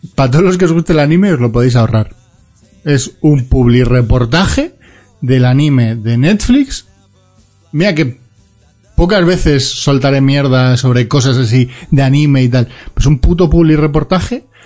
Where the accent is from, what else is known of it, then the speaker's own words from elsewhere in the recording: Galicia, Spain; me queda mi tierra amada, no, no porque sí, sino porque si no me pegan una toba, que es Galicia